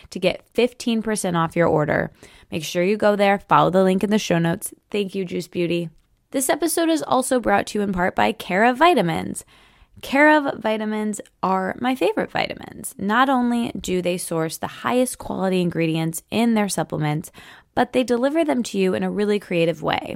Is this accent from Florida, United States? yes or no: no; Michigan, United States; moved away; I'm recording this from Michigan. I'm still home there